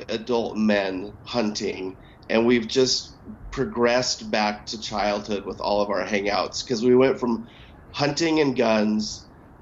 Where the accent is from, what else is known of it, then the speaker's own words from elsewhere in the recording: Montana, United States; I grew up in Montana, so there's a ton of hunting